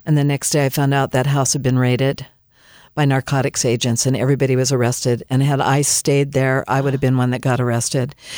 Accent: Southern California, United States; also born or lived in Canada; I was born in Canada and, um, raised in Southern California

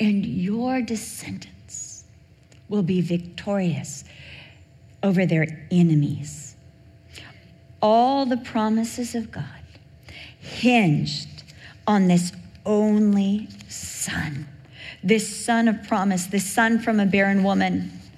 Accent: Newport Beach, California, United States; I was raised in Newport Beach. I went to Newport Heights Elementary

